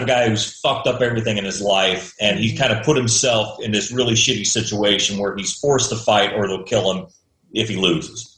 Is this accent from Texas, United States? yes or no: no; Imperial, Missouri, United States; That's where I grew up, in Imperial